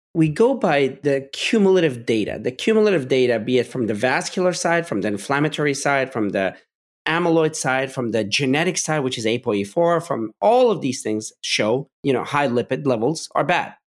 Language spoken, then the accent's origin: English; Pittsburgh, Pennsylvania, United States; I was growing up in Pittsburgh